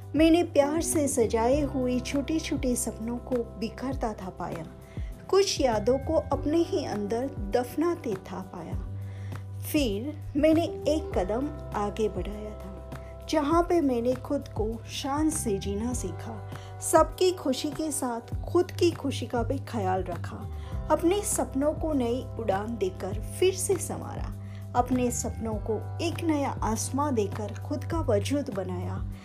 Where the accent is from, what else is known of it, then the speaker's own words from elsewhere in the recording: Dar es Salaam, Tanzania; मैं दारसलाम टांजानिया से हूँ